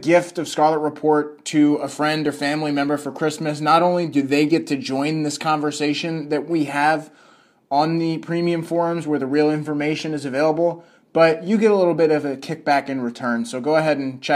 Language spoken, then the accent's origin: English; the South, United States; moved away; I grew up in the South